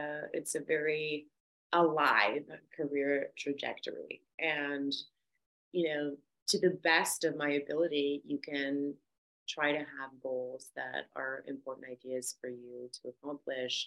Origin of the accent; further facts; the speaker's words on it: Victoria, British Columbia, Canada; moved away as an adult; also born or lived in Vancouver, Canada; now in Los Angeles, United States; I am originally from Victoria, BC, so I moved to Vancouver